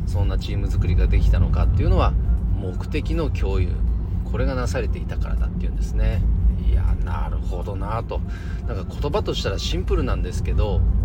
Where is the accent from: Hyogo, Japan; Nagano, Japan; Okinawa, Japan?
Nagano, Japan; この地元長野でもね